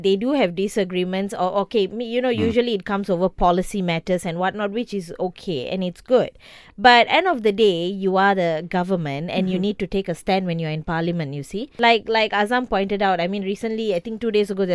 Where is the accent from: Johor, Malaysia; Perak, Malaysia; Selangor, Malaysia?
Johor, Malaysia; I'm from Johor